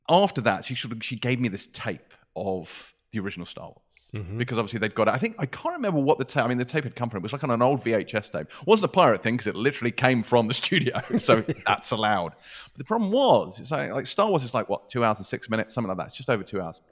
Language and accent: English; England, United Kingdom; I am English